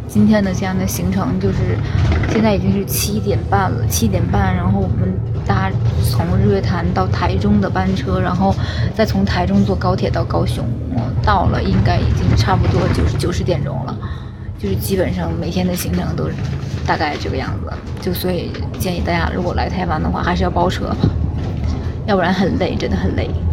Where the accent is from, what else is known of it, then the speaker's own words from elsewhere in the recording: Northeast China, China; 我们东北人都很热情的